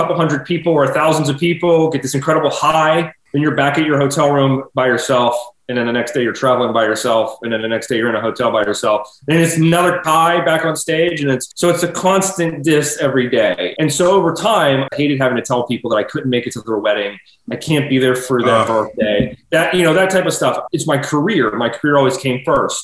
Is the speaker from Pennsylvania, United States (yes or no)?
yes; Pittsburgh, Pennsylvania, United States; my hometown residency in Pittsburgh